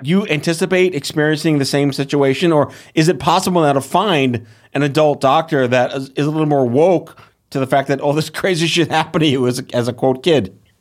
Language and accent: English; New York, United States; as a New Yorker